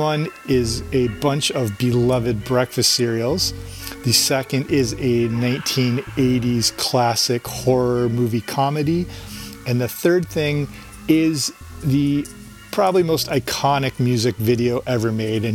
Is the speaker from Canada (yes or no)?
yes; Canada; I grew up in Canada